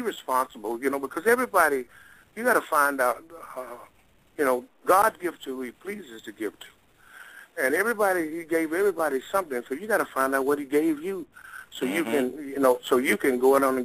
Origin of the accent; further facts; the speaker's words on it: Mississippi, United States; moved away; Originally I'm from Mississippi. I'm just a country boy